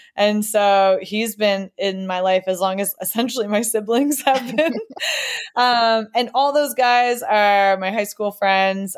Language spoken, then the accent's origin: English; New York, United States; moved away as an adult; also born or lived in Boston area; now in Boston, United States; we grew up in New York, but we all went to Boston colleges